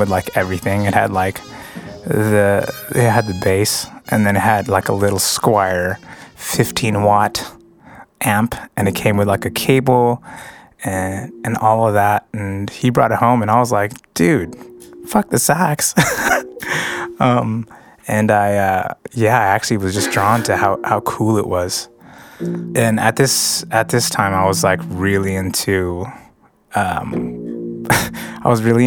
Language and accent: English; San Diego, California, United States; also born or lived in National City, California; I moved from National City to Paradise Hills at the time, so I didn't really have any friends from my elementary school